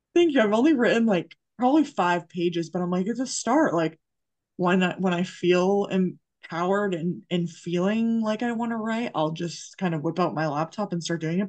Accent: Massachusetts, United States; I grew up in Massachusetts

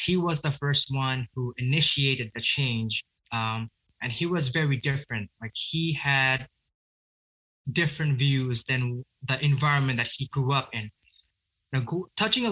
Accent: Bangladesh; now in United States; I grew up in a country named Bangladesh

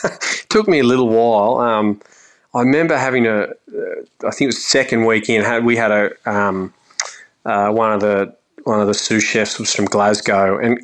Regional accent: Australia; when you'd remark, I'm from Australia, they'd look at you weirdly

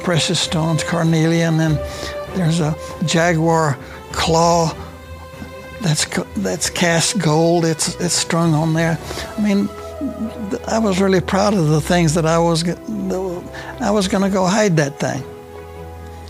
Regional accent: Temple, Texas, United States; also born or lived in Lubbock, Texas; I was born and raised in Temple, Texas

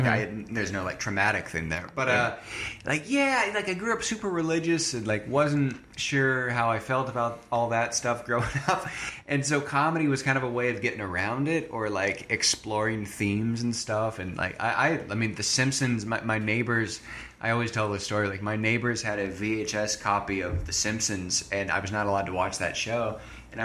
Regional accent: Montgomery Creek, California, United States; I am from a super small town in like northeast California called Montgomery Creek. It's got like, okay, I think 200 people.

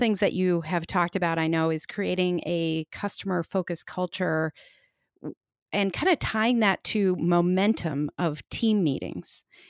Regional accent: Chicago, Illinois, United States; accent: Chicago; My Chicago accent

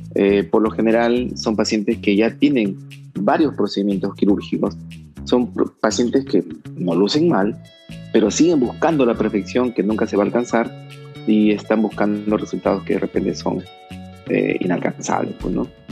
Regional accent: Trujillo, La Libertad, Peru; moved away as an adult; also born or lived in Guadalajara, Mexico; me vine a Trujillo porque, porque pues soy trujillano

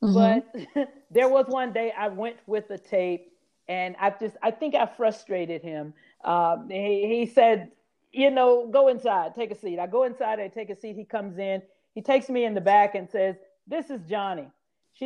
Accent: Grenada, Mississippi, United States; I'm from Grenada, Mississippi, small town about the size of my kitchen here.

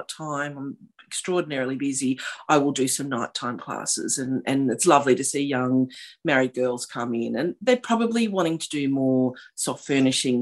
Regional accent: West Wyalong, New South Wales, Australia; I grew up on a property about 30k south of West Wyalong

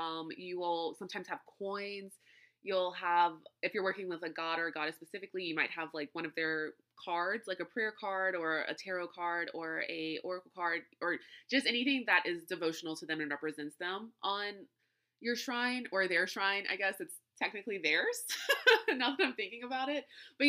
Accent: New Orleans, Louisiana, United States; being from South Louisiana and growing up in New Orleans and around New Orleans, I would see shrines in many, many places.

